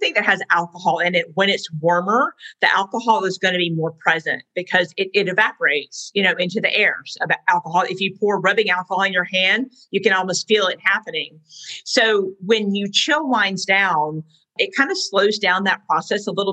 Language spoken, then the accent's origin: English; the South, United States; I'm a Southerner